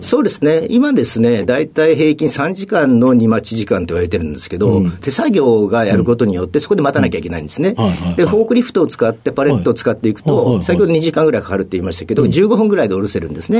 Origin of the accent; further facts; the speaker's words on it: Ube, Yamaguchi, Japan; 山口県の宇部市